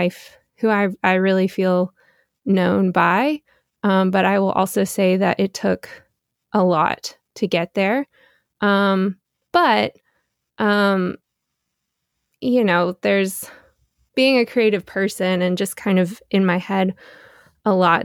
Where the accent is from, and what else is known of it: Beaufort, North Carolina, United States; born or raised there; moved away as an adult; now in New York, United States